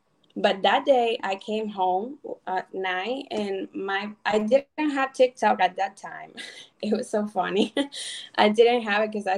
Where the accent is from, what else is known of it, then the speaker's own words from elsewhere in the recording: Cuba; now in United States; like 6 years ago, you know, I came from Cuba, following the American dream.